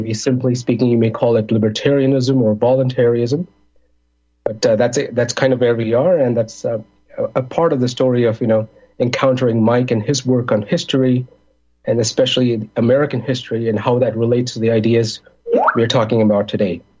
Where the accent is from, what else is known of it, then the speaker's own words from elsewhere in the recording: India; moved away as an adult; also born or lived in Middle East; now in Chicago, United States; I'm originally from India. I grew up in the Middle East because that's where my parents um, temporarily migrated to for work. I, I did college back in India. And then I came to Chicago in 2004.